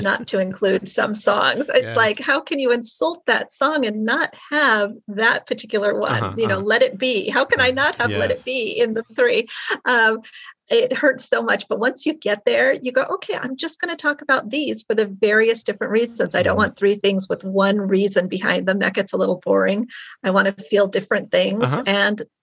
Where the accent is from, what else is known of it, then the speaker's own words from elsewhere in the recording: Long Beach, California, United States; now in Irvine, United States; I grew up in Long Beach, which is LA County.